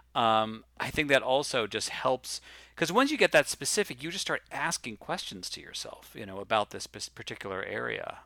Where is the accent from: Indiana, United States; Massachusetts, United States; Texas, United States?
Massachusetts, United States; Boston; also born or lived in Los Angeles; now in New York, United States; growing up in Boston and now living in New York